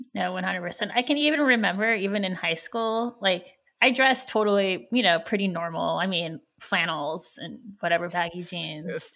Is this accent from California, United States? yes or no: yes; California, United States; I grew up in California, so, I was, there were a lot of Asian people here